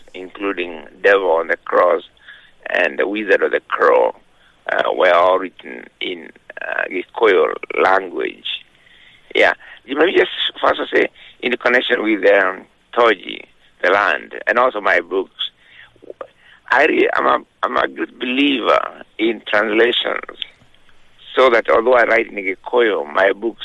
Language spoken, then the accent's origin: English; Kenya; I was born in 1938 in Kenya